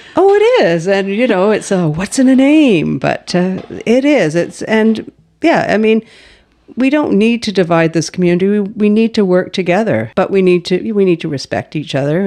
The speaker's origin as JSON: {"language": "English", "town": "Halifax", "region": "Nova Scotia", "country": "Canada", "tie": "born or raised there", "moved": "as an adult", "lives_now": "Powell River, Canada", "said": "I was a child growing up in Halifax"}